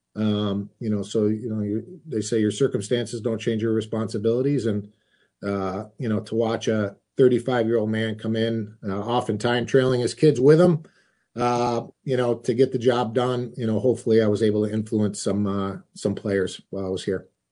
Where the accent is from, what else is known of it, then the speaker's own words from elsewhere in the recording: Rochester, New York, United States; my hometown